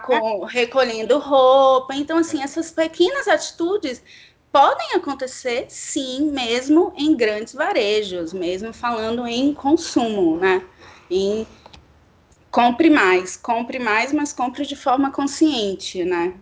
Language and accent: Portuguese; Salvador, Bahia, Brazil; moved away as an adult; now in São Paulo, Brazil; sou baiana, de Salvador